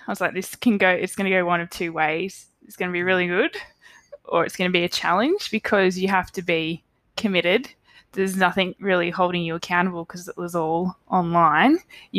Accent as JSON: {"language": "English", "town": "Canberra", "region": "Australian Capital Territory", "country": "Australia", "tie": "born or raised there", "said": "I've loved growing up in Canberra. Probably a bit biased because it's all I've ever known."}